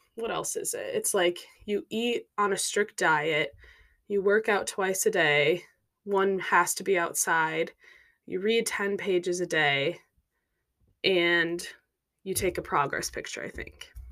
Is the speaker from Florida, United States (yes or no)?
no; Minnesota, United States; moved away as an adult; now in Chicago, United States; I grew up in Minnesota